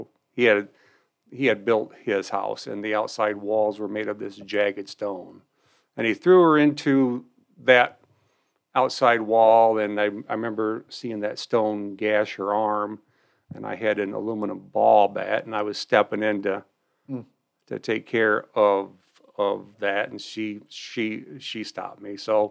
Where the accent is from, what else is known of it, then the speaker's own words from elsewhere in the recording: Albion, United States; also born or lived in North Adams; I grew up in Albion